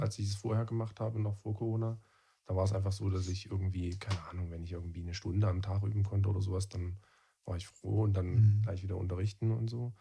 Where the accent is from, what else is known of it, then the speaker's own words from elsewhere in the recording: Freital, Saxony, Germany; also born or lived in Dresden; ich bin zwar in Dresden geboren, aber in Freital aufgewachsen